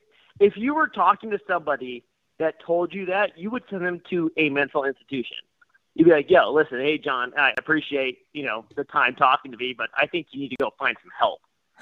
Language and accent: English; Spokane, Washington, United States; born or raised there